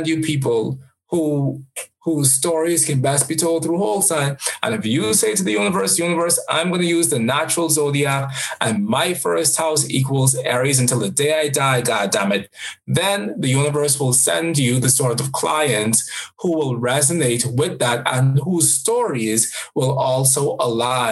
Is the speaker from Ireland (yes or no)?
no; Jamaica; I am a Jamaican as well